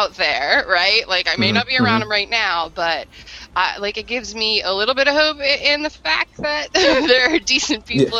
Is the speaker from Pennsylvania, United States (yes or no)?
no; Brentwood, New York, United States; I went to school in Brentwood